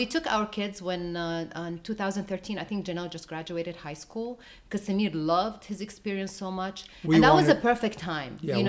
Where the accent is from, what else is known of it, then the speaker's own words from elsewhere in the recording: Jerusalem, Jerusalem District, Israel; also born or lived in Jordan; Now, internationally, I was born in Jerusalem, so of course I lived there, so I know the area, I know everything.